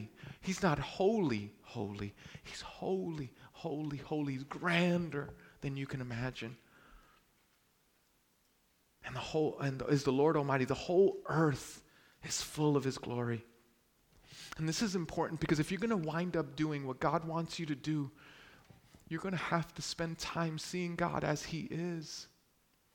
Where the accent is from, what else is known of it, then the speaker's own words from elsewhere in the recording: New York City, New York, United States; I'm from Brooklyn